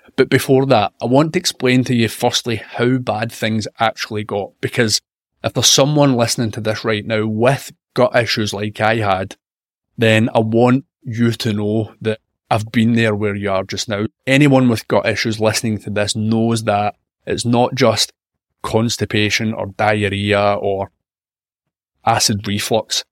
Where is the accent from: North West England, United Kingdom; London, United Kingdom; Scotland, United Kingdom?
Scotland, United Kingdom; I'm a Scottish health and wellness journalist